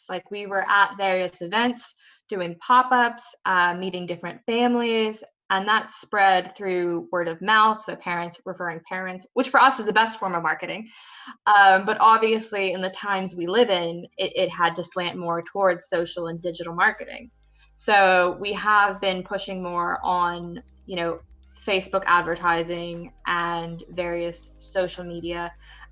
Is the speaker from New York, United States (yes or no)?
no; rural Pennsylvania, United States; moved away as an adult; now in London, United Kingdom; I am originally from the States, rural Pennsylvania, and I've been in London now for about 3 years